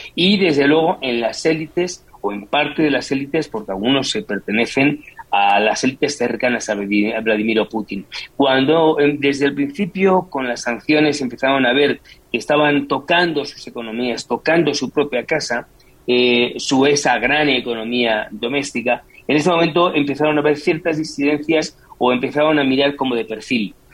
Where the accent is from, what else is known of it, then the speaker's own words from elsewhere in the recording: Madrid, Community of Madrid, Spain; yo soy madrileño